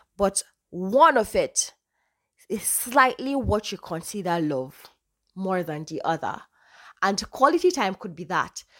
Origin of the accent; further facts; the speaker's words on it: Northern Nigeria, Nigeria; I'm Nigerian, I'm from the north, I speak Hausa fluently